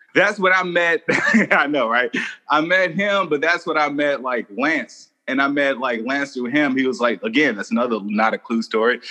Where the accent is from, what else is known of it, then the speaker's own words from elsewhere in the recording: Texas, United States; moved away; me growing up in Texas